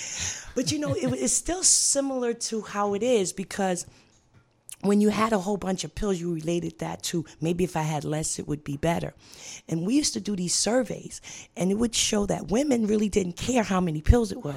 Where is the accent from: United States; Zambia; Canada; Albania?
United States; New York City, New York; I'm from Brooklyn, New York